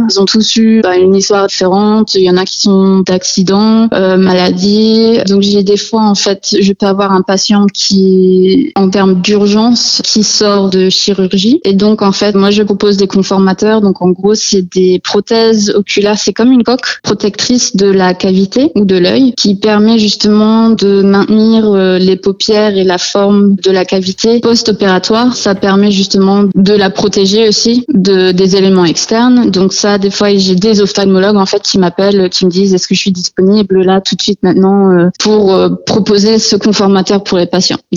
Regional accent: United States; born there; Je suis née aux États-Unis et euh, donc le meilleur ami à mon père est oculariste aux États-Unis à Dallas, au Texas.

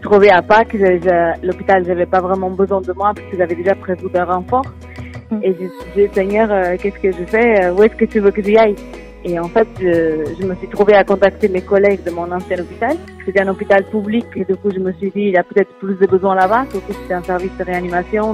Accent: Portugal; moved away as an adult; now in France; Je suis portugaise et j'ai habité au Portugal jusqu'à mes 22 ans et j'ai déménagé euh, en France depuis 8 ans.

